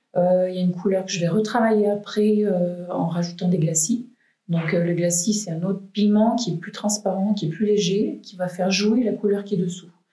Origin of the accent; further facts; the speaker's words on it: Valence, Auvergne-Rhône-Alpes, France; also born or lived in Malissard; moi je suis valentinoise, je suis née à Valence euh, et j'habite ici à Malissard avec ma petite famille